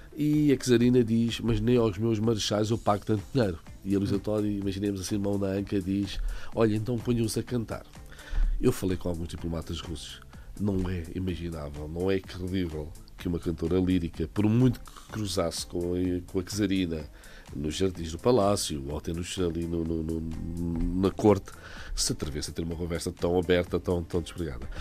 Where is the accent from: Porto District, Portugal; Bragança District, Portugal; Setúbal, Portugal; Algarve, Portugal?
Setúbal, Portugal; also born or lived in Lisbon; sou, sou de Setúbal